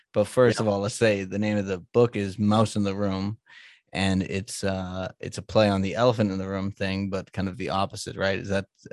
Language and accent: English; Boston, Massachusetts, United States; I'm an Irish Catholic guy from Boston